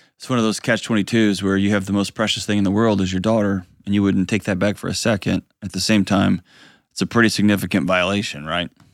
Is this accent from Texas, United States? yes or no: yes; Houston, Texas, United States; my hometown, the great and powerful Houston, Texas